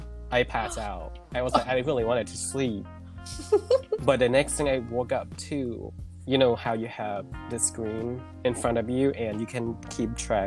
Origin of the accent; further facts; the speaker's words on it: Thailand; now in United States; I was born and raised in Thailand. And I moved here to US